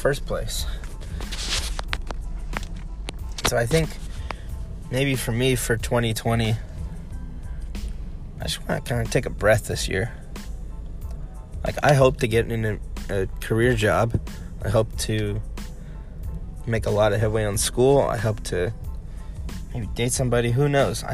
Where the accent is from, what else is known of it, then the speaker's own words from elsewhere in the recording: United States; I'm from America